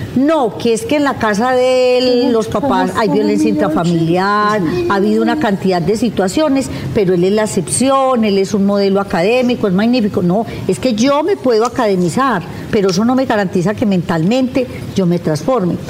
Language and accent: Spanish; Paisa region, Antioquia, Colombia; yo soy paisa